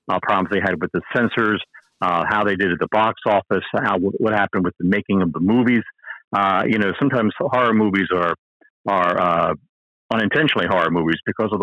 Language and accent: English; Baltimore, Maryland, United States; I'm originally from Baltimore, and when I was 6 years old, Shock Theater came on there